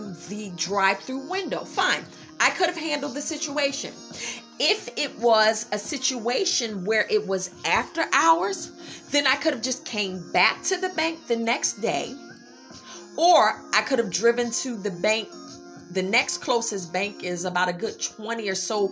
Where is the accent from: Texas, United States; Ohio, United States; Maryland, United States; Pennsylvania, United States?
Pennsylvania, United States; Philadelphia; I'm from Philadelphia. We freestyle, you know, freestyle rappers.